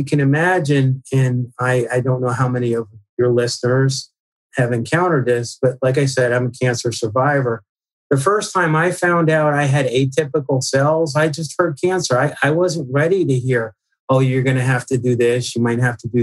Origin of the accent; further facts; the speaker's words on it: Northeast, United States; I grew up in the Northeast